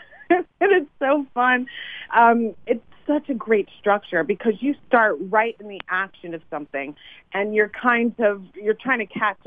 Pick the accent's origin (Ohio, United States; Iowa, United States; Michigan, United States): Ohio, United States; Cincinnati; I'm from Cincinnati, Ohio